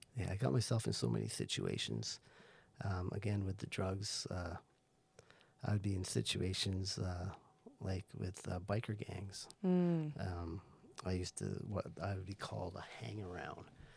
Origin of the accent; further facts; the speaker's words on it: Barbados; moved away; When I grew up in Barbados, I went to all boys Catholic school called St. Cyprian's